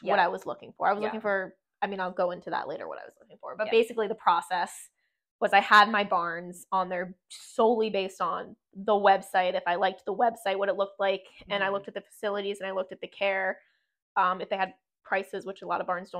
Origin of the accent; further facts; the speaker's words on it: Florida, United States; now in Pennsylvania, United States; Because it's very cold in Pennsylvania, and I am from Florida, and I...